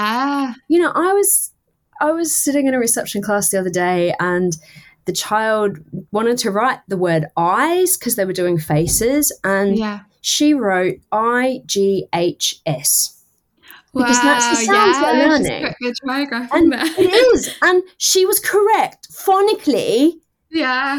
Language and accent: English; Townsville, Queensland, Australia; I was the first year in Townsville, in my hometown